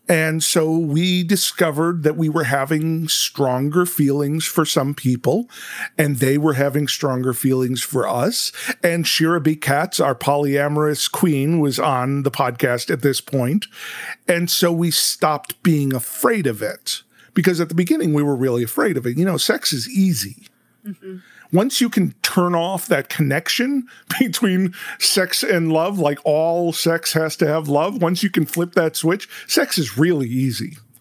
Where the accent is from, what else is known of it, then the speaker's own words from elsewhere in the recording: Chicago, Illinois, United States; we're from Chicago